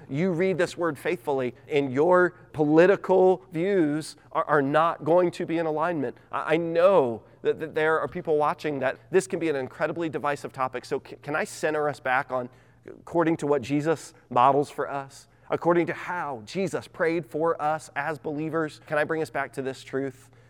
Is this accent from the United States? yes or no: yes; United States; I'm an American.